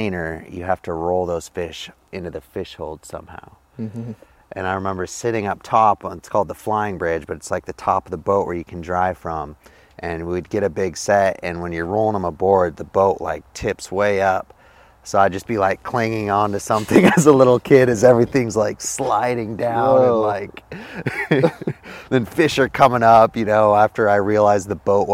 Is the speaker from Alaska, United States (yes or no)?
yes; Homer, Alaska, United States; I grew up here in Homer, Alaska, born and raised